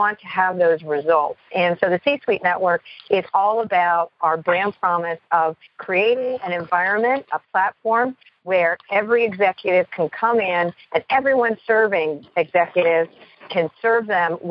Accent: Canada; I am Canadian born

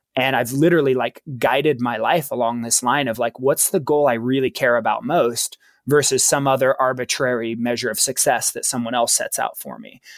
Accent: Baker City, Oregon, United States; I was born in small town Eastern Oregon, a little town called Baker City, Oregon.

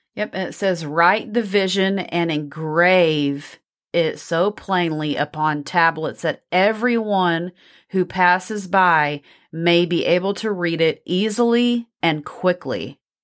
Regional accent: Texas, United States; accent: Texas; my Texas accent

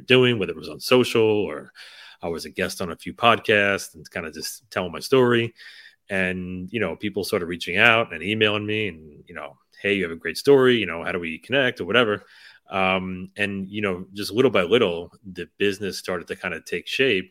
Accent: United States; we grew up right outside of New York City

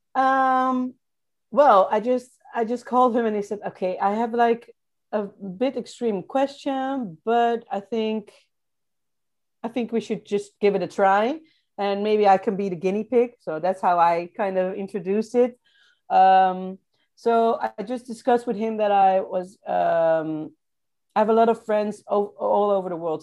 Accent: Rotterdam, South Holland, Netherlands; moved away as an adult; I'm from Rotterdam

